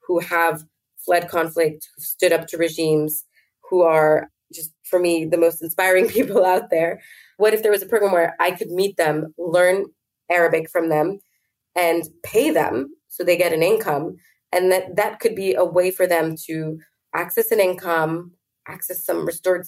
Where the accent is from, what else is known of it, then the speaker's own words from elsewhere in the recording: New York, United States; So I was raised in New York, safe and away from the violence